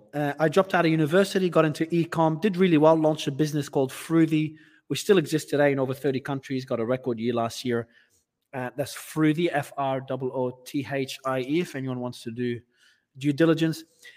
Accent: Australia; accent: Australian; moved away as an adult; also born or lived in Lebanon; I'm originally from Australia, but I was born in Lebanon, but I migrated to Australia as a kid. So my accent was Australian until I left the country about 7 years ago

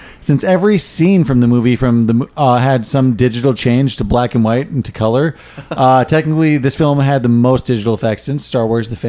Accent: Iowa, United States; we're from Iowa.

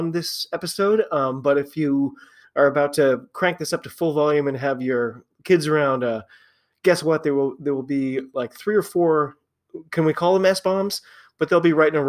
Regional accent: United States; I'm an American rugby fan

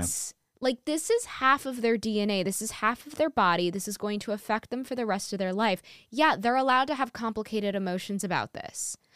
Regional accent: New York, United States; am born and raised in New York and still live in New York

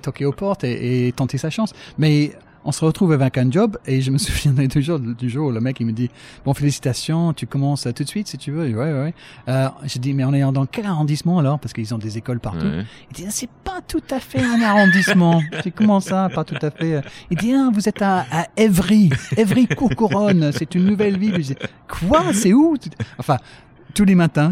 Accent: Brighton, South East England, United Kingdom; French is a second language; moved away as an adult; also born or lived in Paris / Manchester; now in France; je cherche à devenir journaliste euh, d'abord chez moi à Brighton

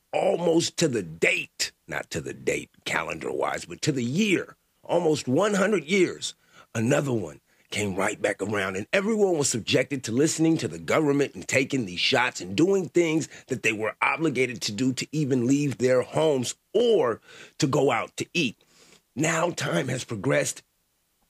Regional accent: Sacramento, California, United States; I grew up in Sacramento.

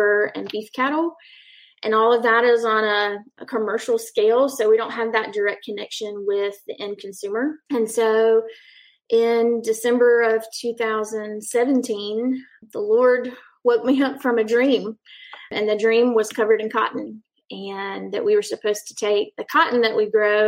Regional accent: Lexington, South Carolina, United States; moved away as an adult; now in Darlington, United States; I'm from Lexington, South Carolina

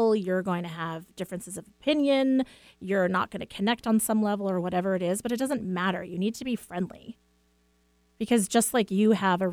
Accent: East Coast, United States; now in Washington, United States; growing up on the East Coast

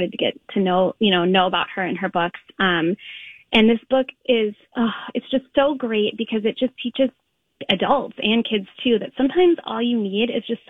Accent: St. Paul, Minnesota, United States; also born or lived in Linden Hills, Minneapolis; I grew up in St. Paul and Red Balloon is where my mom would take me when I was a little girl.

